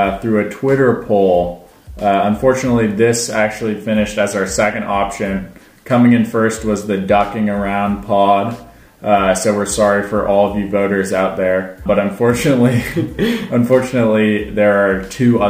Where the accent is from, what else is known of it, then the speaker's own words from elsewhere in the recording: Portland, Oregon, United States; moved away as an adult; now in New Orleans, United States; I'm a Portland native, a longtime Ducks fan